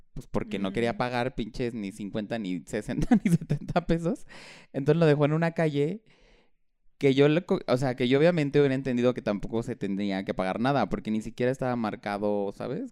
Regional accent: Chilango, Mexico City, Mexico; somos chilangos

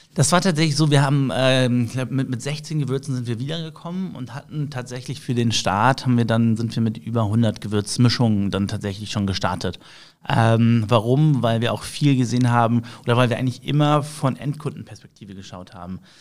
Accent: Düsseldorf, North Rhine-Westphalia, Germany; Ich bin gebürtiger Düsseldorfer, also in mir fließt äh, das Düsseldorfer Blut

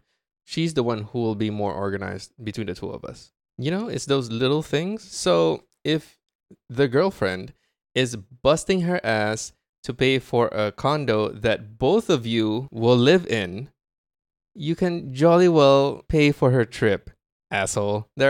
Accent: Japan; My family goes on a yearly trip to my home country, Japan. We have relatives there.

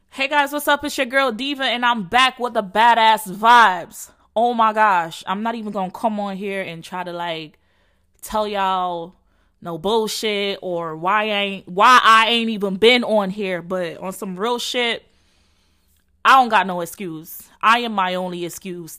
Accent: Jamaica; accent: Jamaican; I'm Jamaican, so excuse my my accent.

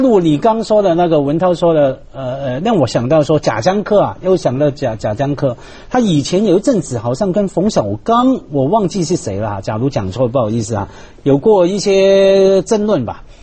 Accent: Hong Kong; 我们香港人

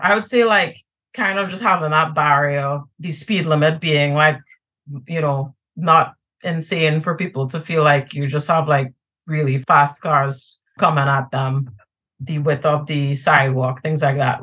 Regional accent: Trinidad & Tobago; now in New York, United States; One of my big identities is that I'm Trinidadian. I'm from Trinidad and Tobago.

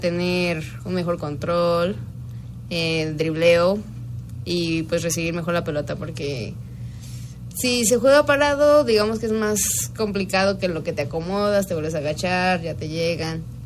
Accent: Guanajuato, Mexico; soy de Guanajuato

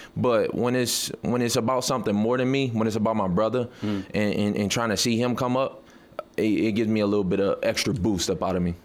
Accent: Detroit, Michigan, United States; I'm, I'm from Detroit

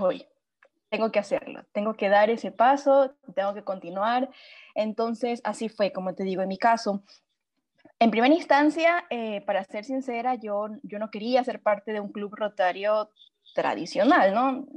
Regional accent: Machala, El Oro, Ecuador; also born or lived in Cuenca, Ecuador; tuve que volver a mi ciudad natal, Machala

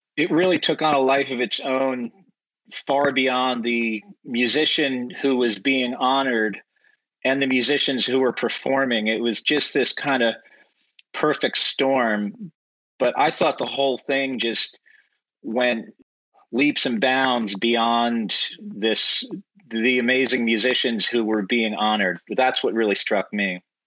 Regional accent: Rockland County, New York, United States; Rockland County, which is where I grew up

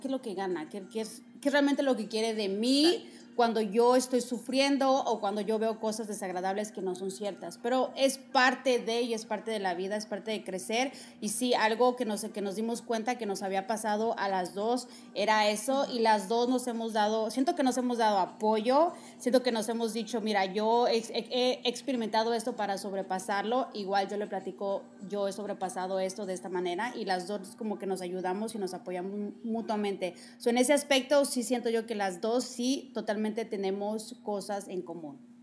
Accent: Mexico; moved away; yo soy de México

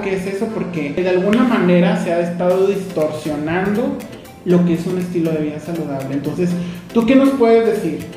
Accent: Mexico; como mexicanos nos vemos expuestos

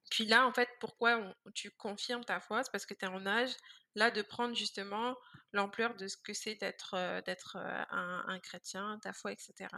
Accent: Vitry-sur-Seine, Île-de-France, France; moved away as an adult; also born or lived in Guadeloupe (ancestry); now in Montreal, Canada; je suis née en France dans le 94

